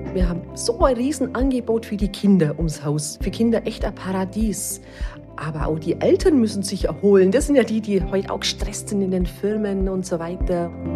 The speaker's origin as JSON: {"language": "German", "region": "Allgäu", "country": "Germany", "said": "bei uns im Allgäu"}